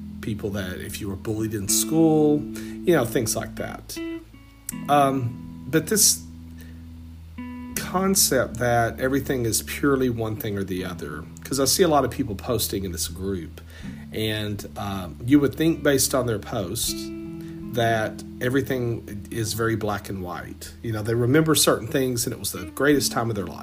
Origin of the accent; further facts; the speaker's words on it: Southeast Texas, United States; growing up in Southeast Texas, was not a fan. I did not like growing up in a small country town